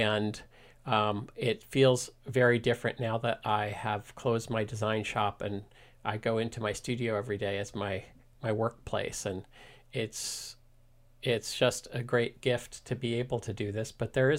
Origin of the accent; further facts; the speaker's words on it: East Coast, United States; now in Mill Valley, United States; So I'm a transplant from the East Coast, but I consider myself pretty much 100% Californian because I've been here since 1988. So all of my East Coast DNA is starting to fade.